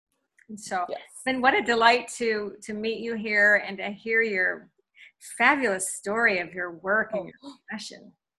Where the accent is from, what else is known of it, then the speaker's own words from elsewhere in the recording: Portland, Oregon, United States; And I'm from Portland, Oregon, your global dance instructor and your transformational lifestyle coach, movement, momentum, and magic.